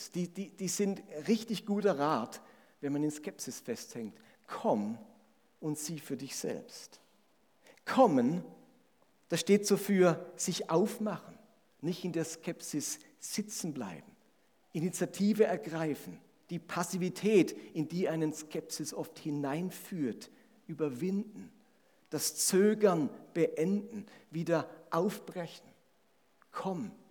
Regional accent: Grenzach-Wyhlen, Baden-Württemberg, Germany; Bei uns in Grenzach-Wielen, wo ich herkomme, Grenzach-Wielen, Doppeldorf, da gab es immer noch alte Leute, die sind ihr Lebtag nicht nach Grenzach.

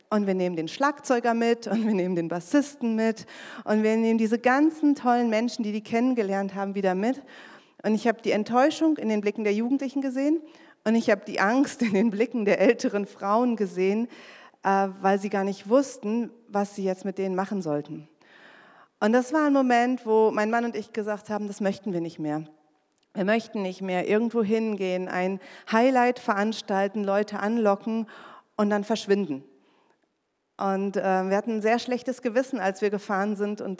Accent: North Rhine-Westphalia, Germany; now in Magdeburg, Germany; Denn ich komme aus dem Sauerland, wie ich schon gesagt habe, ein ganz kleines Dorf.

